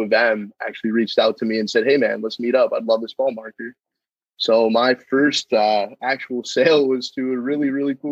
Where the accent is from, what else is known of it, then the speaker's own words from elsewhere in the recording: Rogers, Minnesota, United States; I'm from Rogers, Minnesota